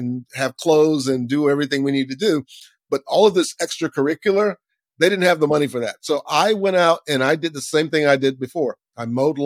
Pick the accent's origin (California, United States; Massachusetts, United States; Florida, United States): Florida, United States; Lakeland; I grew up in Central Florida, Lakeland, Florida